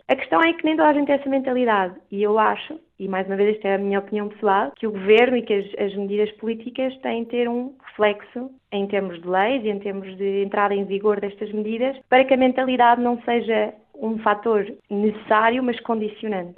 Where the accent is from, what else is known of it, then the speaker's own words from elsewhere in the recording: Portugal; also born or lived in England; now in United Kingdom; como portuguesa jovem no estrangeiro